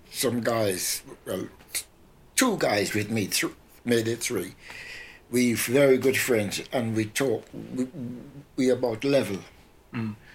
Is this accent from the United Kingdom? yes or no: no; Trinidad & Tobago; what was life like in growing up in Trinidad? Oh, it's fantastic. With me, mm. when I was a little boy, about ten or so, uh, I always liked steel band.